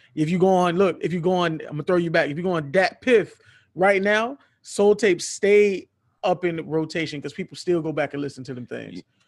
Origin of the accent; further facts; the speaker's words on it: Miami, Florida, United States; I'm not from Florida. I'm from Miami. Miami, that's in Dade County